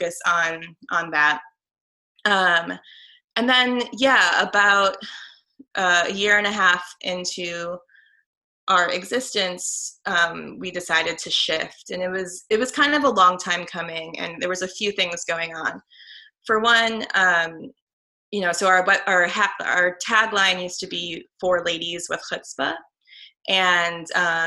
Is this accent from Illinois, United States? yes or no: yes; Chicago, Illinois, United States; I grew up in the Northwest suburbs of Chicago, in an area called the North Shore